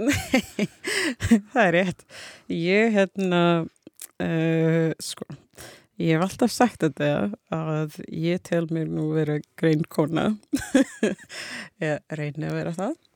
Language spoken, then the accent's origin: Icelandic; Jamaica; Icelandic is a second language; moved away as an adult; now in Iceland; ég bara var fætt og ólst upp þar og hérna uh, ég flutti til Íslands uh, þegar ég var 18 ára